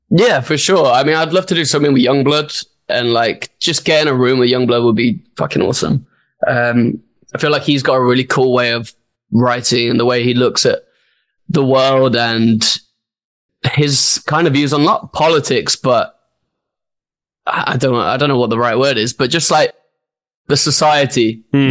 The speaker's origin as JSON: {"language": "English", "town": "Birmingham", "region": "West Midlands", "country": "United Kingdom", "tie": "born or raised there", "said": "my hometown as well in Birmingham"}